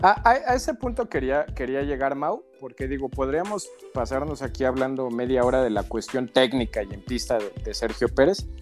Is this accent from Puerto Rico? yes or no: no; Mexico; Somos mexicanos